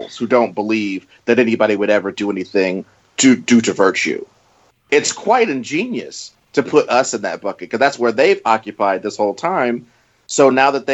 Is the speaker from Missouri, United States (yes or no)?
yes; Missouri, United States; I'm from Missouri